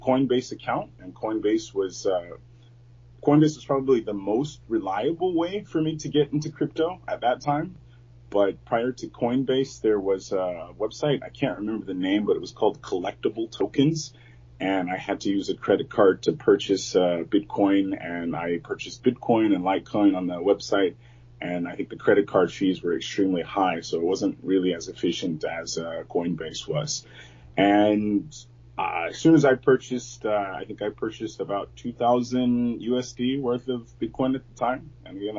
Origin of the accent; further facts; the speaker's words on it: San Antonio, Texas, United States; now in Beijing, China; I'm from San Antonio, Texas. And right now I'm living in Beijing, China